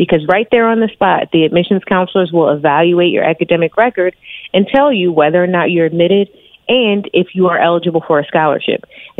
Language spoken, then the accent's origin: English; Wilmington, Delaware, United States; I am a double HBCU alum. I'm from Wilmington, Delaware.